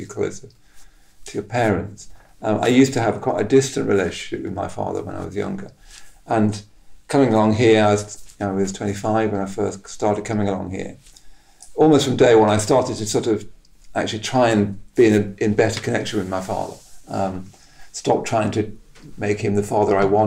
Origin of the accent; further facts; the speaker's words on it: Henley-in-Arden, West Midlands, United Kingdom; moved away; this small town of Henley in Arden, where I came from